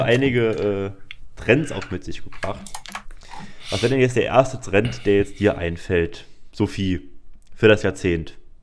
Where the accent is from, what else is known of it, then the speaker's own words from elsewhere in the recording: Saarbrücken, Saarland, Germany; bei uns im Saarland